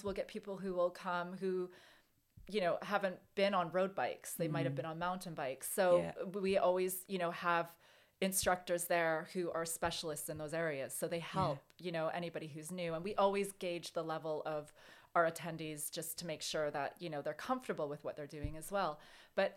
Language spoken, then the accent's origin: English; Canadian Rockies, Canada; moved away as an adult; now in United Kingdom; I grew up in the Canadian Rockies. So I spent a lot of my childhood and teens, early 20s, in mountains